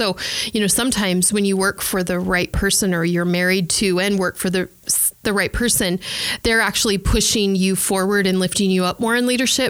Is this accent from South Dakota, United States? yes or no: yes; South Dakota, United States; moved away; I'm from South Dakota, went to Bible college in North Dakota.